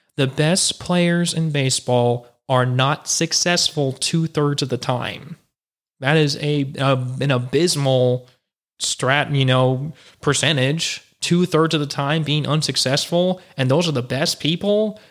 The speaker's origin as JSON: {"language": "English", "town": "Houston", "region": "Texas", "country": "United States", "tie": "born or raised there", "said": "Houston's my hometown"}